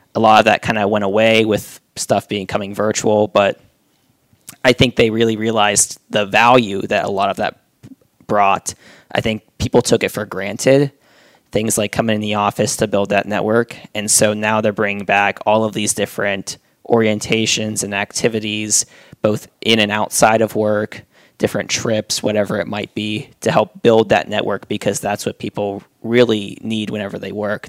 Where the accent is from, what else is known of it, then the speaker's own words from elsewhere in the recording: Western Pennsylvania, United States; moved away as an adult; also born or lived in Cleveland, Ohio; now in Warsaw, Indiana, United States; I grew up, born and raised in Western Pennsylvania, about an hour north of Pittsburgh